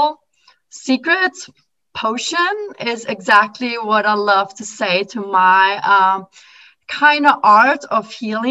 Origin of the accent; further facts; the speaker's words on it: Austria; moved away as an adult; now in Philadelphia, United States; when I came from Austria to America.